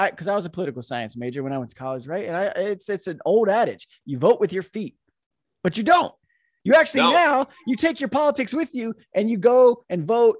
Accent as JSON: {"language": "English", "town": "Orlando", "region": "Florida", "country": "United States", "tie": "born or raised there", "also_born_or_lived": "New Jersey / Roseville, California", "moved": "as an adult", "lives_now": "California, United States", "said": "I left Florida to come out here"}